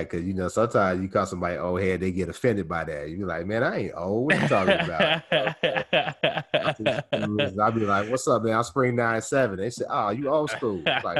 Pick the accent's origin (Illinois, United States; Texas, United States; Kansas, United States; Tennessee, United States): Kansas, United States; Topeka; moved away as an adult; also born or lived in Columbia, Missouri; Originally born and raised in Topeka, Kansas, home of Brown versus Board of Education.